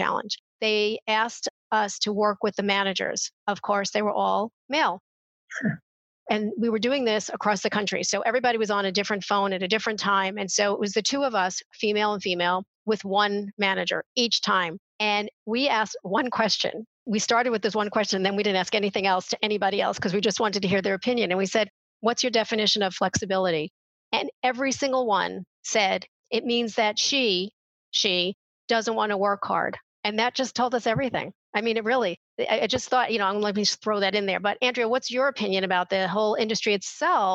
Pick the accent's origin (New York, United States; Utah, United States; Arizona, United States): New York, United States; moved away; I come from New York